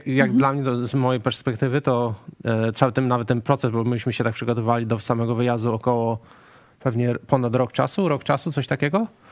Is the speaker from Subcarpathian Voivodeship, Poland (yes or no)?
yes; Bieszczady, Subcarpathian Voivodeship, Poland; moved away as an adult; now in Melbourne, Australia; ja pochodzę z Bieszczad